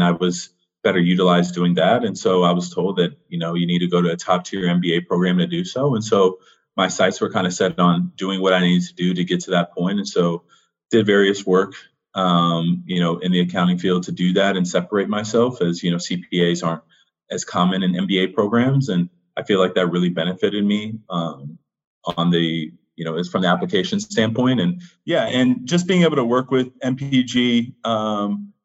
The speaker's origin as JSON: {"language": "English", "town": "Los Angeles", "region": "California", "country": "United States", "tie": "born or raised there", "also_born_or_lived": "Villanova, Pennsylvania", "moved": "as an adult", "lives_now": "Charlottesville, United States", "said": "I am a kid from Los Angeles, California, born and raised my whole life"}